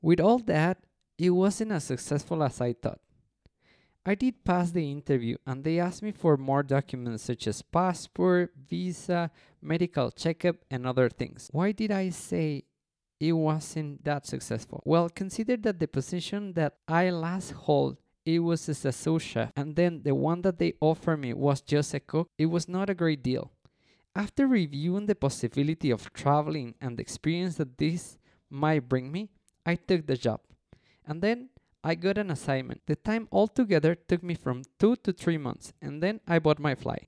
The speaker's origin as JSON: {"language": "English", "region": "Mexico City", "country": "Mexico", "also_born_or_lived": "Cancun", "first_language": "Spanish", "second_language": "English", "said": "I'm from Mexico City, from a pretty place called Coyoacán."}